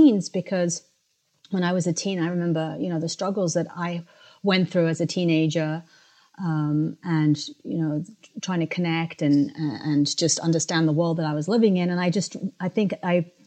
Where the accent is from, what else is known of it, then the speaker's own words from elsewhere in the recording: London, United Kingdom; moved away as an adult; also born or lived in Africa; now in United States; I was born in Africa and I grew up in London and then came to the United States, where I went to college and started living